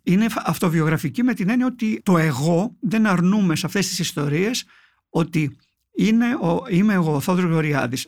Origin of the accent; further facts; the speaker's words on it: Palaiochori, Eastern Macedonia and Thrace, Greece; moved away as an adult; also born or lived in Thessaloniki / Evros; εγώ κατάγομαι από το Παλαιοχώρι Παγκαίου, έχω φύγει μετά τα 18 ε, για σπουδέ στη Θεσσαλονίκη